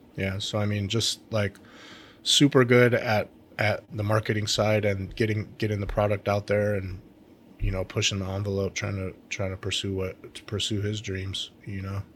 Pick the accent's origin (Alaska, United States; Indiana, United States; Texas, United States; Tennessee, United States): Alaska, United States; my home state